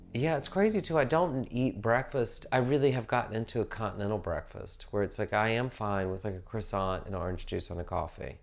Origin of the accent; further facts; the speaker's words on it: the South, United States; moved away; I grew up in the South